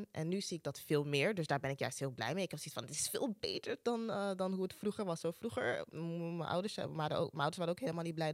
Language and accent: Dutch; Ghana; ik gaf in het begin aan van ik ben Ghanese, dus mijn ouders die, die zijn opgegroeid in Ghana.